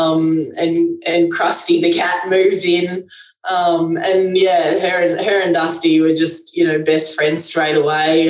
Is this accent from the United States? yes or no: no; Canberra, Australian Capital Territory, Australia; where I live in Canberra, I was brought up in Western Creek, which is a little area